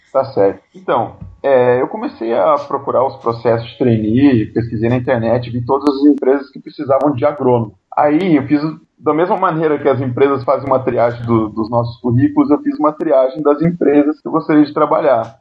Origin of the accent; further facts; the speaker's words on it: Ubiratã, Paraná, Brazil; also born or lived in Curitiba; Eu sou nascido em Ubiratã, uma pequena cidadezinha do interior do Paraná, e eu me mudei para Curitiba para fazer o segundo grau